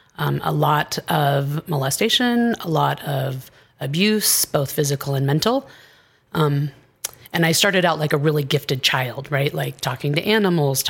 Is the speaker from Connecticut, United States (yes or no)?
no; Southern Oregon, United States; moved away as an adult; also born or lived in Castro Valley, California / Washington / Boise, Idaho / Phoenix, Arizona; now in Colorado, United States; I grew up a little bit in Washington, for the most part in Southern Oregon, on a ranch in Podunk, Oregon